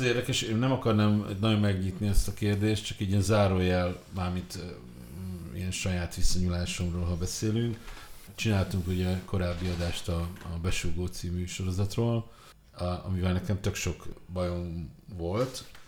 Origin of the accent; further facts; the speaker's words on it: Budapest, Hungary; én Mátyás Söldön nőttem fel